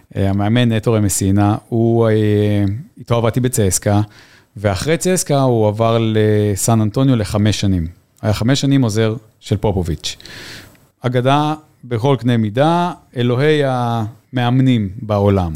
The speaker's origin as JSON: {"language": "Hebrew", "country": "Israel", "also_born_or_lived": "New Zealand", "moved": "as an adult", "said": "זה הבית שלנו, פה המשפחה שלנו, היה לנו משפחה גדולה, אבל אנחנו מכאן"}